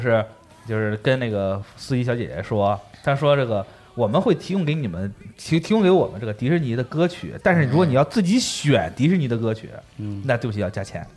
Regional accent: Shandong, China; moved away; also born or lived in Japan; 我们老家嗯。山东那边儿

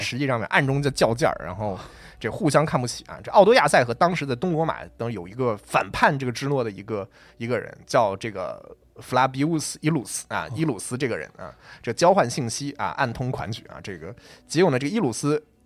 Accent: China; 就是我们中国人对于就是蛮族夷狄的概念

